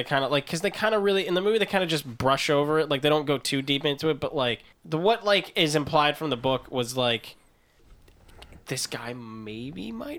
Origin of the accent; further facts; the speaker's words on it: New Orleans, Louisiana, United States; I'm from New Orleans.